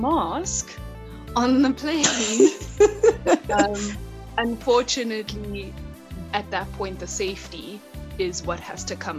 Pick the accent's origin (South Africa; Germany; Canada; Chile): South Africa; Underberg, KwaZulu-Natal; moved away as an adult; now in Johannesburg, South Africa; I come from a tiny, tiny town called Underberg in the southern Drakensberg. And I literally moved to Johannesburg